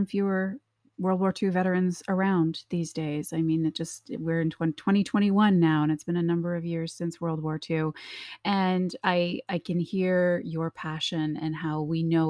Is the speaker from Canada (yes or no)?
yes; Canada; now in United States; I actually didn't grow up in this country. I'm from Canada